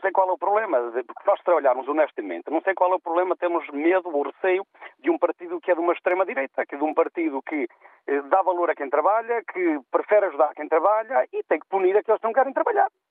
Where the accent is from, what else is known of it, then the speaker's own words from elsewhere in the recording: the North, Norte, Portugal; moved away; eu sou do Norte